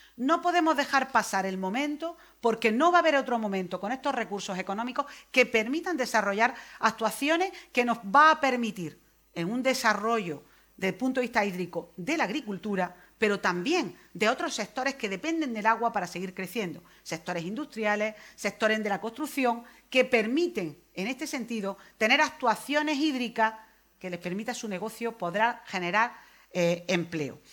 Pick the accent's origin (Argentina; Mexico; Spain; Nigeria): Spain; Almería, Andalusia; Yo me estoy acordando de mi tierra